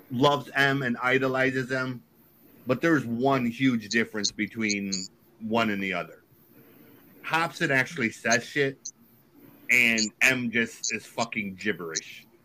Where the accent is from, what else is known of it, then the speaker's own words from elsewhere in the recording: Detroit, Michigan, United States; I, I'm from Detroit and knew about M long before he was ever famous, and worked in a record store.